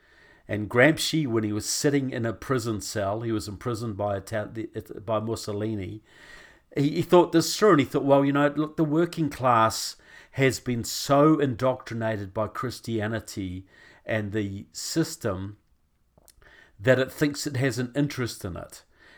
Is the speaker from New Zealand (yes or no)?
yes; New Zealand; now in United States; why as a New Zealander, because I live here now most of the time, I'm married to an American